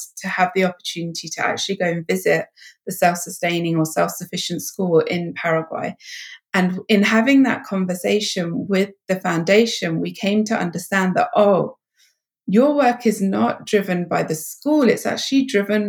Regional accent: England, United Kingdom; my home country of England

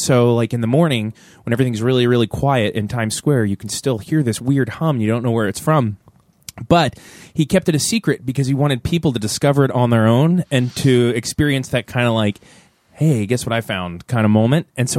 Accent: Tampa, Florida, United States; I'm from Tampa. It's a different kind of Floridian.

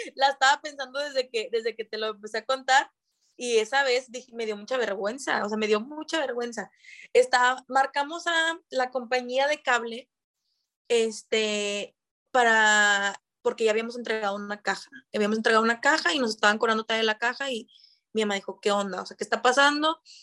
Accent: Monterrey, Nuevo León, Mexico; also born or lived in Santa Catarina; estoy viviendo en Monterrey, soy de aquí, nacida en Monterrey

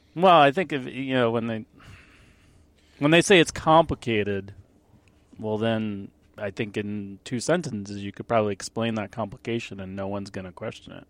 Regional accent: Long Island, New York, United States; I grew up on Long Island

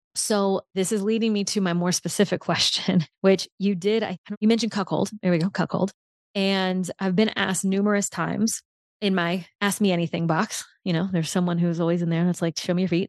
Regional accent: New Orleans, Louisiana, United States; moved away; my hometown

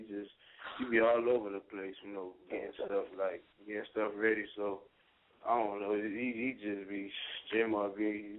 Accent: Sunrise, Florida, United States; now in Orlando, United States; I'm from Sunrise, but, you know, I started rapping when I moved to Orlando

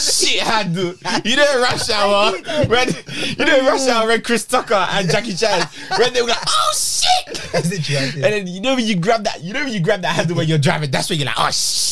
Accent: Nigeria; I'm from Nigeria.

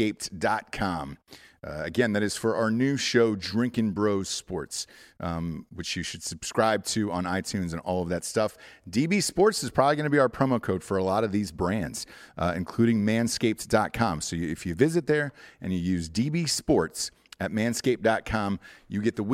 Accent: Atlanta, Georgia, United States; moved away; also born or lived in California; I'm from Atlanta

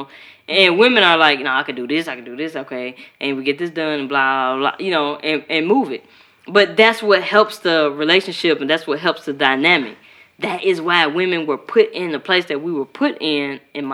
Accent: Chicago, Illinois, United States; I'm from Chicago

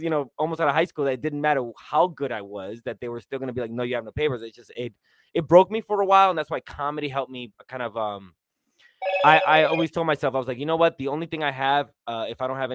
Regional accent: New York City, New York, United States; I grew up in New York City

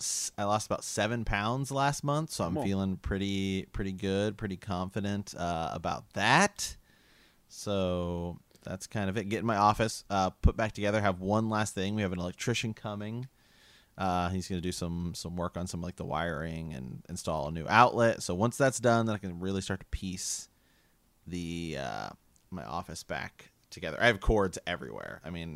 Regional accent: Ohio, United States; we're from Ohio

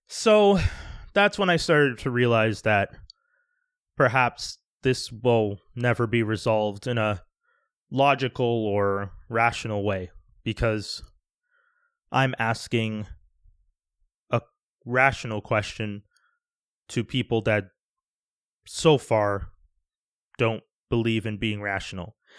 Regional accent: Canada; also born or lived in Quebec; I'm Canadian, I live in Canada

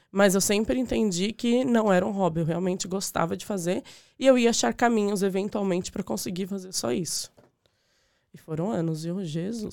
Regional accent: Diadema / São Paulo, Brazil; moved away as an adult; also born or lived in Cidade Tiradentes / Suzano / Ipiranga; now in Ireland; eu nasci em Diadema

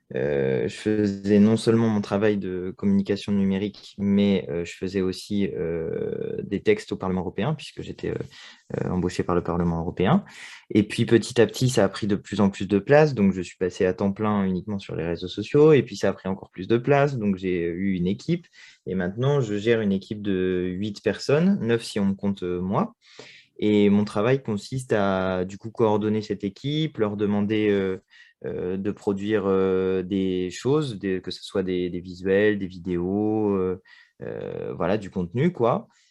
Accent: Châteauroux, Centre-Val de Loire, France; now in Paris, France; J'habite à Paris, je suis né à Châteauroux.

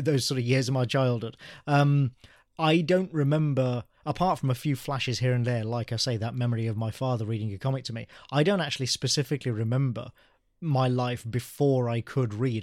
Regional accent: Birmingham, West Midlands, United Kingdom; I am native to England. Yeah, I was born in Birmingham

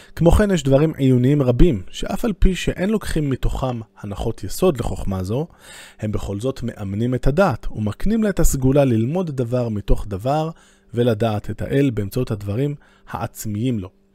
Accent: Jerusalem, Jerusalem District, Israel; אני בתור ירושלמי

